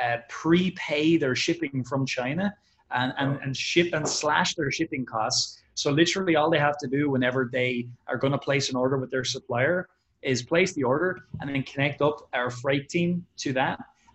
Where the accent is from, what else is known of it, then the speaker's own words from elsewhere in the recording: Ireland; We're from Ireland. We're not from the States.